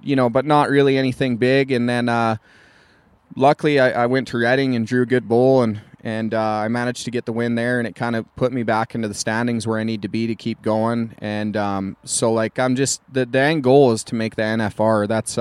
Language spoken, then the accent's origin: English; Canada; It's kind of my home turf